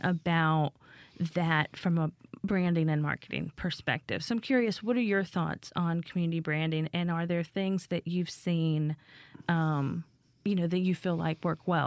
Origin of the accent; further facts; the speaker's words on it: Appalachia, United States; moved away; I grew up in Appalachia